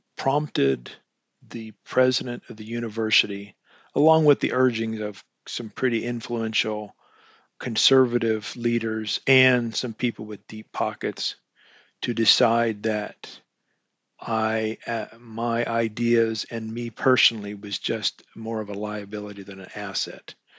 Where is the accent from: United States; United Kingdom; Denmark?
United States; Eastern Washington State; I grew up in Eastern Washington State. I was a farm boy